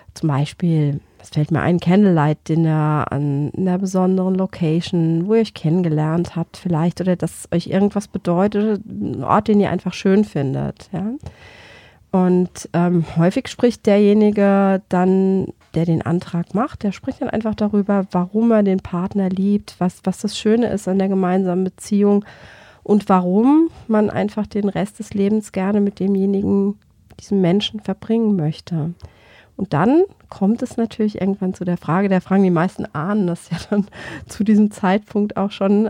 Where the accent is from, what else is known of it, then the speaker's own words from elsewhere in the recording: Germany; bei uns in Deutschland